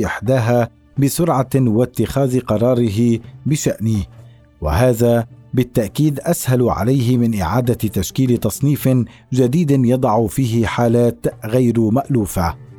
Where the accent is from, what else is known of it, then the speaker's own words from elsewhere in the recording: Syria; accent: Syrian; moved away; أنني لبناني ولدت في سوريا لتبرير لهجتي السورية